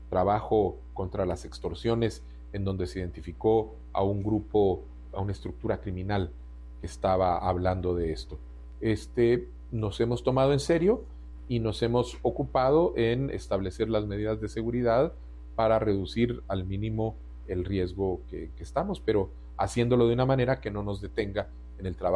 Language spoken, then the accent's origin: Spanish; Uruguay; born there; yo nací en el Uruguay eh, durante el exilio de mis padres